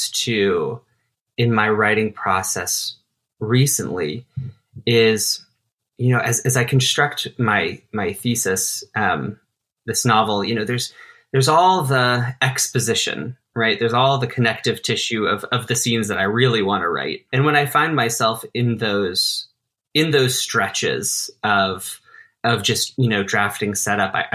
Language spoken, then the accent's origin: English; Denver, Colorado, United States; moved away as an adult; now in New York City, United States; This is my hometown, is Denver